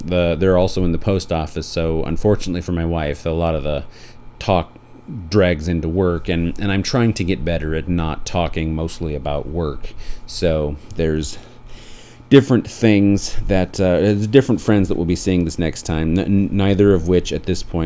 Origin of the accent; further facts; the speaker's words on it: Beulah, North Dakota, United States; now in Portland, United States; Both my wife and I were raised in Beulah, North Dakota